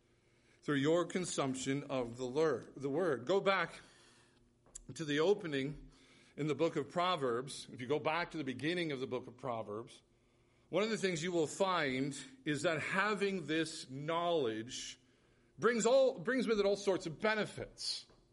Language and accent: English; United States; As American Christians, we are rich with access to whom God has gifted with the lips of knowledge.